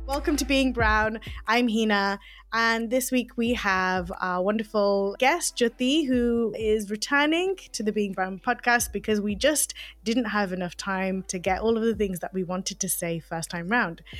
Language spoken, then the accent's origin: English; Leicester, East Midlands, United Kingdom; I grew up in Leicester, um, in Belgrave